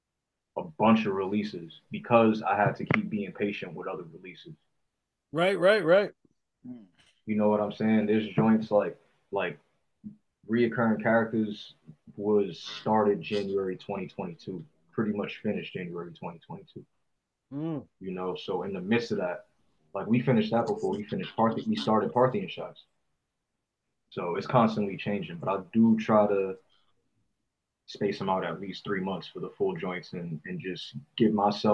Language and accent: English; East Coast, United States; moved away; I grew up on the East Coast. We smoke a lot of sativa over there